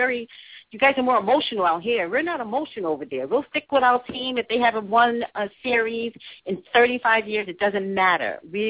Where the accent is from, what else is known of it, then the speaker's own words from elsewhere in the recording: East Coast, United States; now in California, United States; I'm from the East Coast